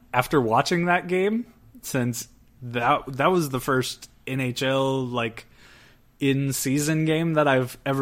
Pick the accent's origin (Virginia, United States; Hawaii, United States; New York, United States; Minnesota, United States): Virginia, United States; now in Arizona, United States; I was born in Virginia.